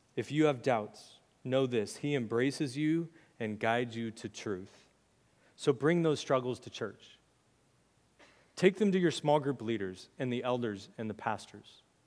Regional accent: United States; as American Christians

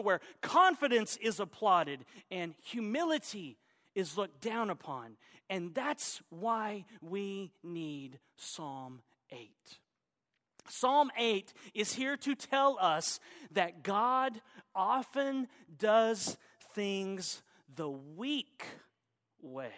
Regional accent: Oklahoma, United States; also born or lived in Arkansas; Arkansas, which is where I was born, even though I was raised in Oklahoma

